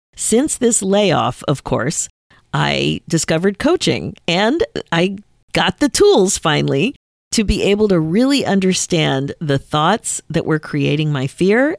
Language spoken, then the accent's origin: English; Canada; I'm listed as a Canadian artist